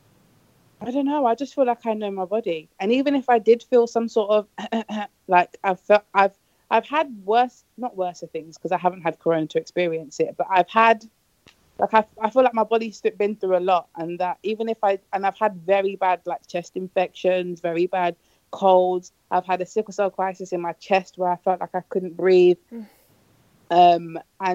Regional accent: United Kingdom

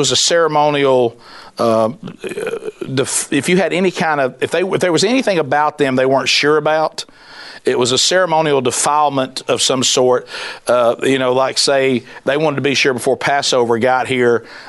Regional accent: the South, United States; I'm from the South

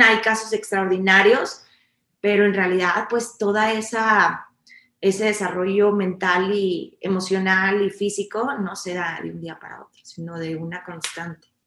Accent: Mexico; nosotros como mexicanos

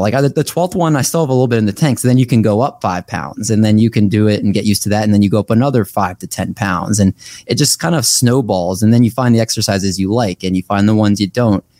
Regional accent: Olney, Maryland, United States; also born or lived in Silver Spring, Maryland / Towson, Maryland / Baltimore, Maryland; I'm from Maryland, lived here my whole life, actually

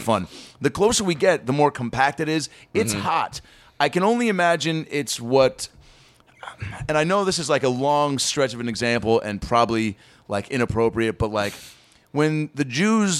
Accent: Seattle, Washington, United States; moved away; my hometown of Seattle

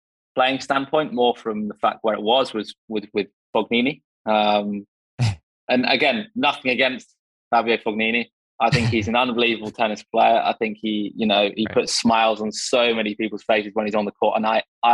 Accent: England, United Kingdom; I'm English

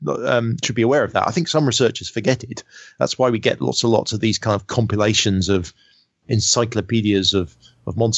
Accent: United Kingdom; me being British.

